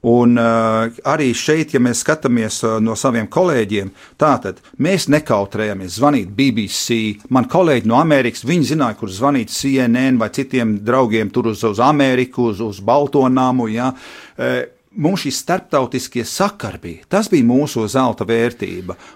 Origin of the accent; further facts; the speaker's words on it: England, United Kingdom; now in Latvia; es esmu vienīgais no Eiropas, kas šeit bija. Es biju vienīgais no Anglijas, kas šeit bija un palicis 29 gadus vēlāk.